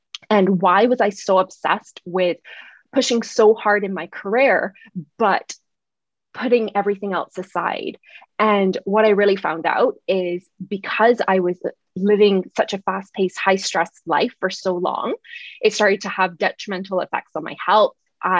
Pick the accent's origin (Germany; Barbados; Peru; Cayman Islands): Barbados; also born or lived in Oakville / Waterloo, Canada; So even though it does sound a little Canadian, I'm actually from Barbados. I did spend about 10 years living in Canada in Oakville and Waterloo.